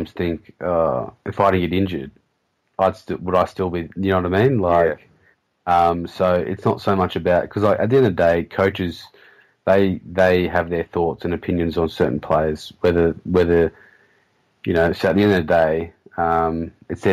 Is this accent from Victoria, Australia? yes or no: no; Sydney, New South Wales, Australia; my hometown of Sydney, so I had all my good schoolmates there